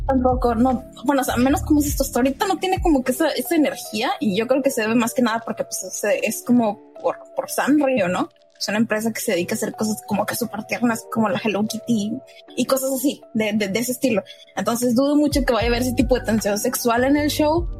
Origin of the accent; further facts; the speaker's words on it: Mexico; yo soy mexicano